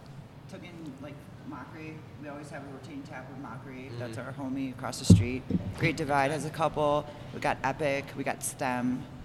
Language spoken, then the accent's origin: English; Chicago, Illinois, United States; now in Denver, United States; they know we're from Chicago.